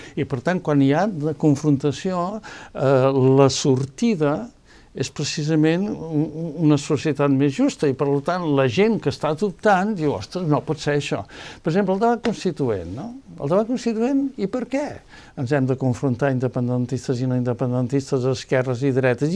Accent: Empordà, Catalonia, Spain; jo sóc de l'Empordà

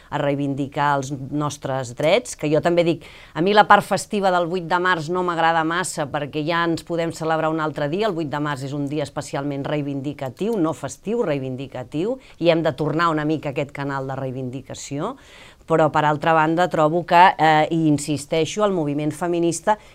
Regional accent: Catalonia, Spain; com a bona catalana que sóc, estic bastant obsessionada amb el temps

